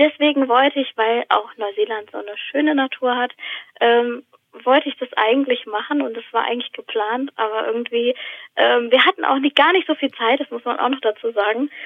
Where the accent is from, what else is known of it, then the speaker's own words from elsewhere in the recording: Weilburg, Hesse, Germany; now in Odenwald, Germany; ich bin in äh, Weilburg an der Lahn aufgewachsen